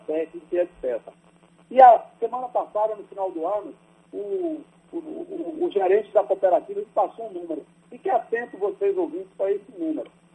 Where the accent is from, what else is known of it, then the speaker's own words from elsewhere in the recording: Miguel Calmon, Bahia, Brazil; sou de Miguel Cordão, na Bahia, município do semiárido baiano, seco